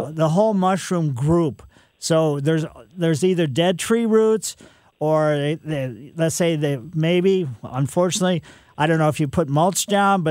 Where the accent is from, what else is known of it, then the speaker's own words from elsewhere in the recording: Ellisville, United States; I grew up on Maple Lane in Ellisville